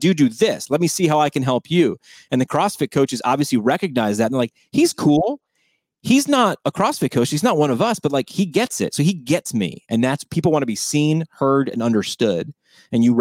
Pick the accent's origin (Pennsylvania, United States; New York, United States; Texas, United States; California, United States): New York, United States; I'm from New York.